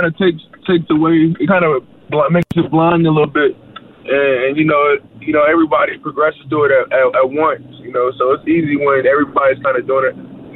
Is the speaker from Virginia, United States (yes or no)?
yes; Virginia, United States; moved away; I'm from Virginia, you know, we get a snow. I remember as a kid, we had like a snowstorm